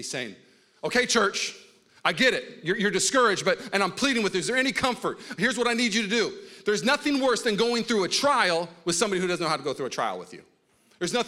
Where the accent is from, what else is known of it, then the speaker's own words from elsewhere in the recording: Washington, United States; also born or lived in Los Angeles, California; now in Walnut Creek, United States; I grew up in Washington State.